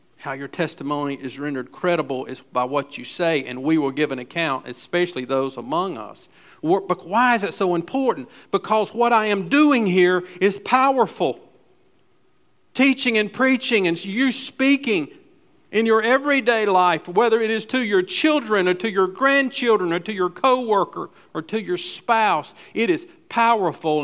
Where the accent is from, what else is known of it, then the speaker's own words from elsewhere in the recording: Gastonia, North Carolina, United States; I was raised in West Gastonia, so we went to Southwest and Hunter Huss.